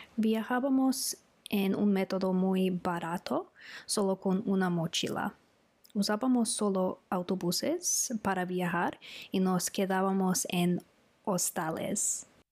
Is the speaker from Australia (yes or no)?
yes; Australia; Spanish is a second language; soy de Australia y vivo en Melbourne